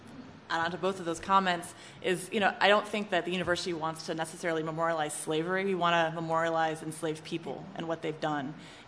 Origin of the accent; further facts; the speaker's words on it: West Coast, United States; now in Charlottesville, United States; I'm from the West Coast. I went to William & Mary. I don't have deep Charlottesville ties. I did live here for a while